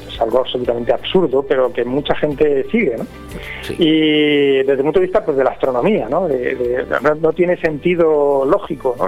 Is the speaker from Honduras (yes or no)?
no; Petrer, Valencian Community, Spain; also born or lived in Villajoyosa; yo soy de Petrer